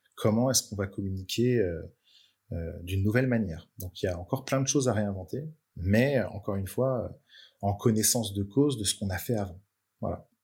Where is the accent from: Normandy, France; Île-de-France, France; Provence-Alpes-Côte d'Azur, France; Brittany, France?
Brittany, France; now in Nantes, France; chez moi en Bretagne